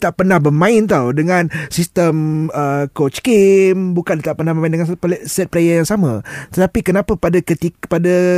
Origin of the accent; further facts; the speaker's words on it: Malaysia; aku rakyat Malaysia Aku bangga rakyat Malaysia